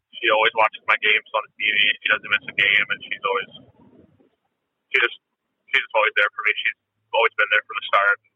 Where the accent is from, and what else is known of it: Vancouver, British Columbia, Canada; born or raised there